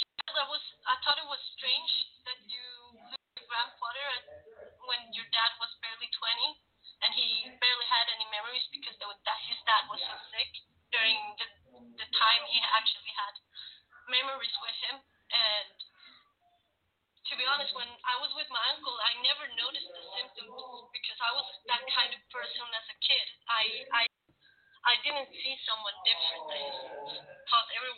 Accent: Sweden; I am originally from Sweden. I'm born and raised in Sweden

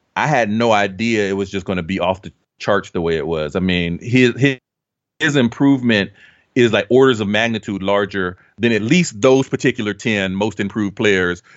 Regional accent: Dayton, Ohio, United States; I grew up in Dayton, Ohio.

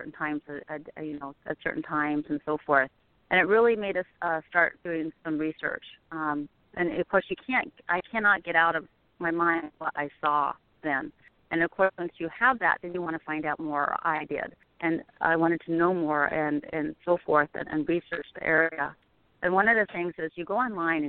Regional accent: Pacific Northwest, United States; also born or lived in Oregon / Washington; I grew up in the Pacific Northwest

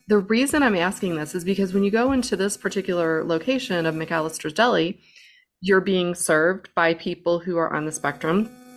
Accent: St. Louis, Missouri, United States; I'm from Saint Louis

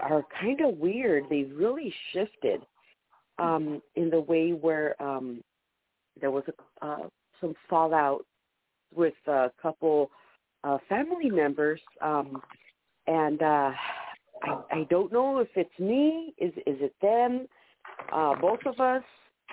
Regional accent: California, United States; from California

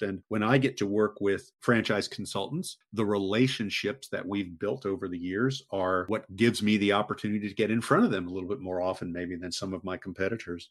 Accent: Maryland, United States; moved away as an adult; also born or lived in Texas / Connecticut / Gulf Coast of Florida; now in Florida, United States; I grew up in uh, in Maryland, right outside the Washington D.C. area, and then moved to Texas to go to college

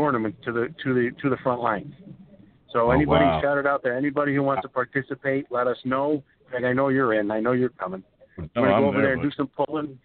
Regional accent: Las Vegas, Nevada, United States; I'm from Vegas.

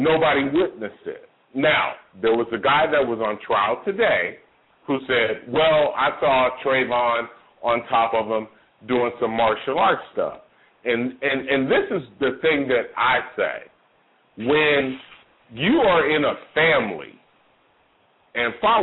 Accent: Oakland, California, United States; moved away as an adult; now in Georgia, United States; I'm from Oakland, California. I grew up on the dope turf

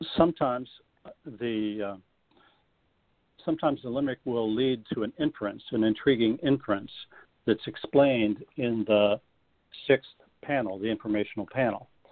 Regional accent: Florida, United States; as a child growing up in Florida

